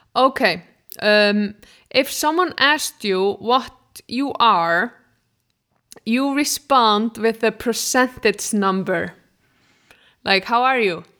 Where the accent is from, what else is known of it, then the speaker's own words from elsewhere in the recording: Iceland; moved away; I'm from Iceland